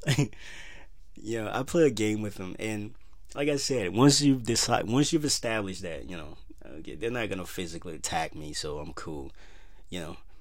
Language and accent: English; Minnesota, United States; Minnesota, my home state